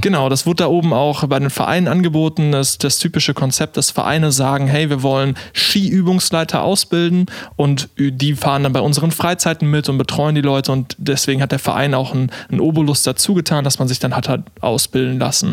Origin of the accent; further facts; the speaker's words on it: Olpe, North Rhine-Westphalia, Germany; moved away as an adult; also born or lived in Karlsruhe; als Sauerländer